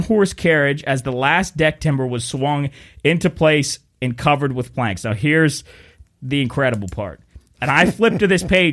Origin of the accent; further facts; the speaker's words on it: Wheeling, West Virginia, United States; we're from Wheeling, West Virginia